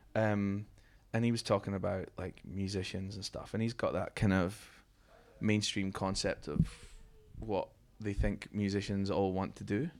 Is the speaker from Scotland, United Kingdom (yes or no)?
yes; Fife, Scotland, United Kingdom; where I grew up in Scotland